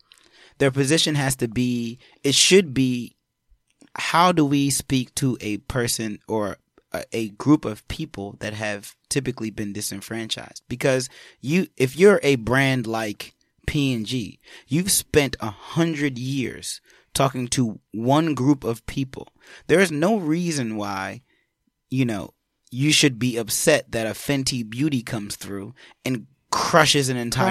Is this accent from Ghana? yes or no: yes; Ghana; No, I'm just Ghanaian. Ghanaian.